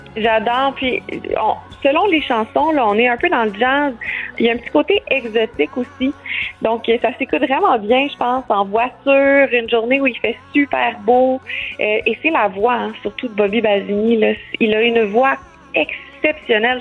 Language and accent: French; Quebec, Canada; chez nous, au Québec